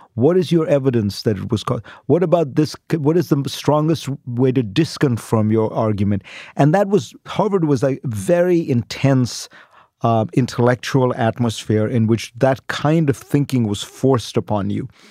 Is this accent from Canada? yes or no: no; India; moved away as an adult; now in United States; I grew up in India.